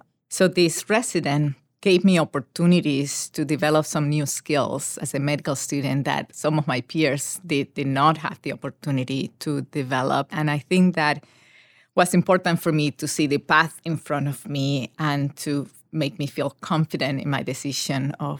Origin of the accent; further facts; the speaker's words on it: Panama; moved away as an adult; So I grew up in Panama